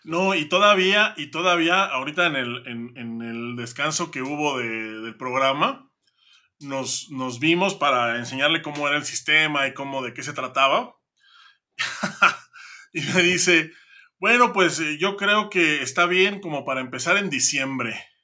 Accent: Santiago de Querétaro, Querétaro, Mexico; also born or lived in State of Mexico; no nací en Querétaro, nací en, nací en el Estado de México, pero por mera troleada de mis padres, ellos ya vivían acá

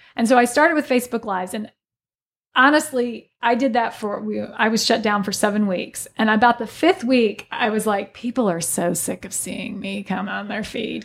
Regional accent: Alton, Illinois, United States; moved away as an adult; I'm originally from the Alton, Godfrey area

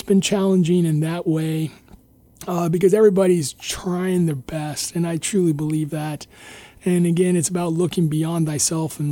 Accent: Idaho, United States; moved away as an adult; also born or lived in Iowa / Ohio; now in Guam; So I grew up in Idaho, and then I went to went to undergrad in Iowa.

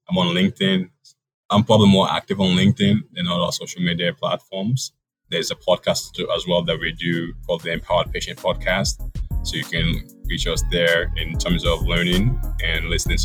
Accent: Ohio, United States; I am a local, I grew up in Ohio

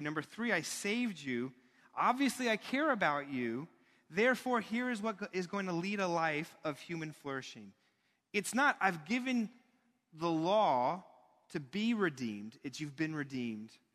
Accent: United States; as an American.

